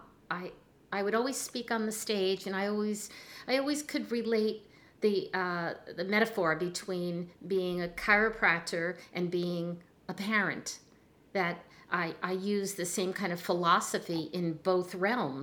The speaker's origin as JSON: {"language": "English", "region": "New Jersey", "country": "United States", "said": "I'm from Jersey, you know, and I'm Italian"}